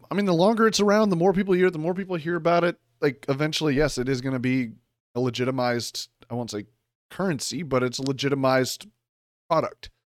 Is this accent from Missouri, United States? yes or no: yes; Kansas City, Missouri, United States; I was born in Kansas City, Missouri